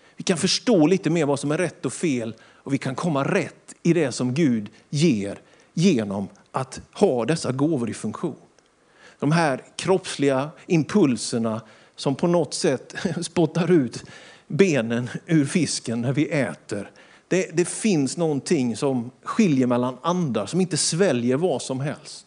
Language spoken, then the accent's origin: Swedish; Sweden; Vi är svenskar, vi bor i Sverige